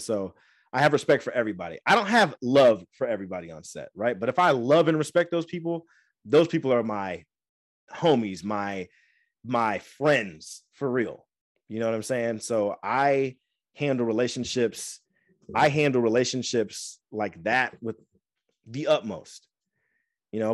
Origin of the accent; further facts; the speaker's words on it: Angola, Indiana, United States; moved away as an adult; also born or lived in Fort Wayne, Indiana / Florida; now in California, United States; I love my hometown. I love Fort Wayne. I love Angola